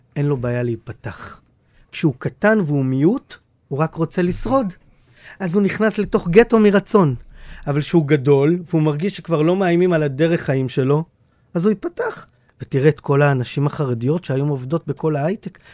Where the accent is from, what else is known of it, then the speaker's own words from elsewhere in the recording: Bnei Brak, Tel Aviv District, Israel; also born or lived in Jerusalem; מבני ברק, איפה שגדלתי, בתור ילד